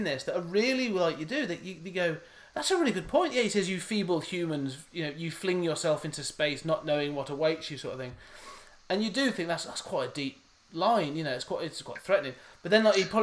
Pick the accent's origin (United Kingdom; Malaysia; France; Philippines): United Kingdom; England; I'm British. I am English